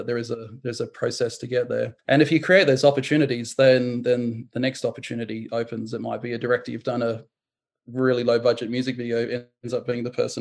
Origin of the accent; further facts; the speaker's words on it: New Zealand; I was born in New Zealand, and we had a cinema just 100 meters down the road that my grandfather would take me